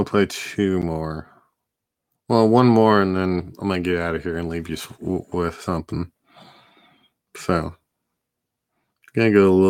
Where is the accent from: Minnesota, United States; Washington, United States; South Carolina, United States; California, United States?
California, United States; Turlock; This is my hometown band, Turlock, California.